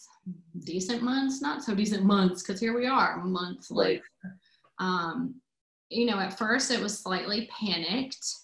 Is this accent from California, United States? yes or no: no; Newnan, Georgia, United States; I grew up in Noonan, Georgia, which is about 40 minutes south of the city on off I-85